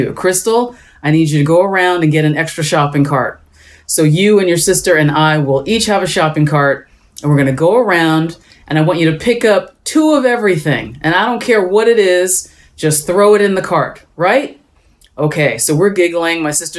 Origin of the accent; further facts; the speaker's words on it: Allentown, Pennsylvania, United States; I grew up in Allentown, Pennsylvania